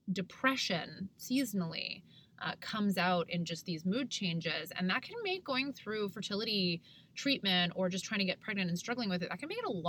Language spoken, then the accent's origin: English; Canada; I'm from Canada